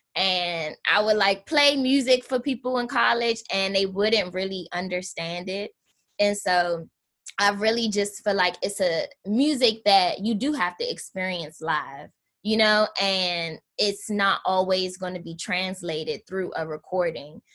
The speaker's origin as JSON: {"language": "English", "town": "Washington", "region": "District of Columbia", "country": "United States", "tie": "born or raised there", "moved": "yes", "said": "I grew up in Southeast DC. Um, my parents still live in the Anacostia neighborhood"}